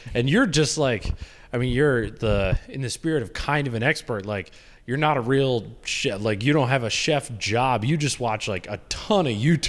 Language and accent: English; Grand Rapids, Michigan, United States; at least where we grew up in Grand Rapids.